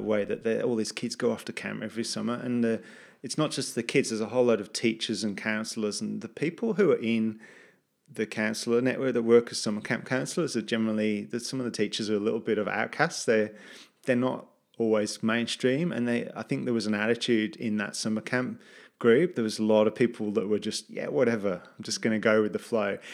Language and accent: English; England, United Kingdom; moved away as an adult; also born or lived in United States; now in Gold Coast, Australia; as a British person in the U S